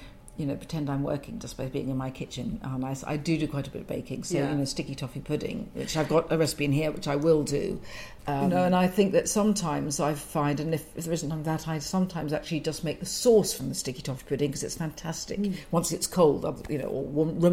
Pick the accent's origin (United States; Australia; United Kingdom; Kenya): United Kingdom; London; I'm a Londoner